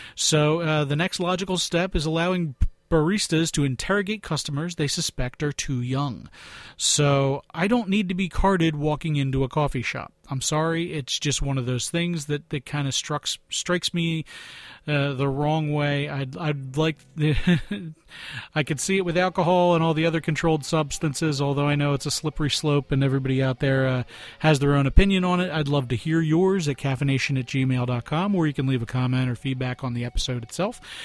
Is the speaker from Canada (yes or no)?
no; Philadelphia, Pennsylvania, United States; I'm from Philadelphia